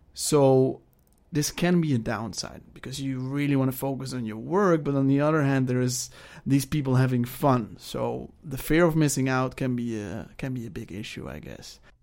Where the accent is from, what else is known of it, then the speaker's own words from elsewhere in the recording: Netherlands; moved away; I am from the Netherlands, and I am twenty-seven years old.